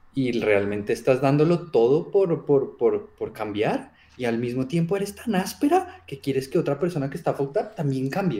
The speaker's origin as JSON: {"language": "Spanish", "country": "Colombia", "accent": "Colombian", "said": "se me sale el colombiano por todo lado"}